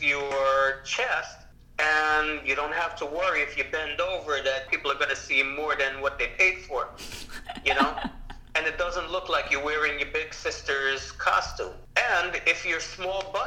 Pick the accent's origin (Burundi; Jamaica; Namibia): Jamaica; in the Caribbean, well, Jamaica particularly, where I'm from, we put curry on everything